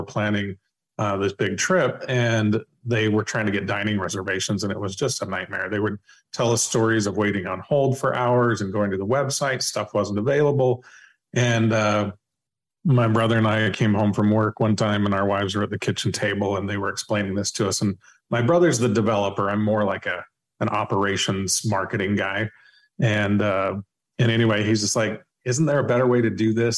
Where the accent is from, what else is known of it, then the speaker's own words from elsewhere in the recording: West Coast, United States; I grew up in the West Coast, and so Disneyland was my first home